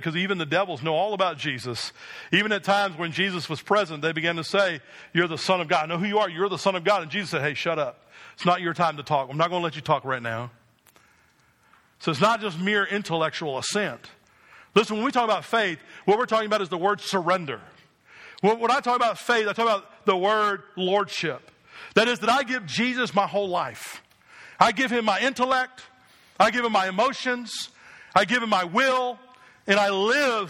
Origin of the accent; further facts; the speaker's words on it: New Jersey, United States; I was a young boy growing up in New Jersey